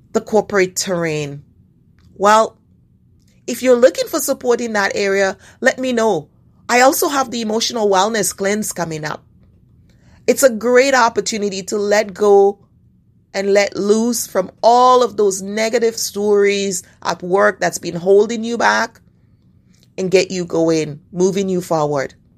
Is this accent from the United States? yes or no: no; Canada; As a Canadian